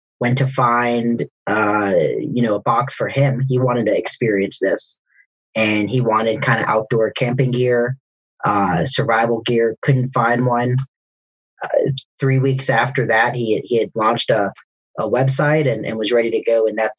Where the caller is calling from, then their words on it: Atlanta, Georgia, United States; Metro Atlanta. The suburbs.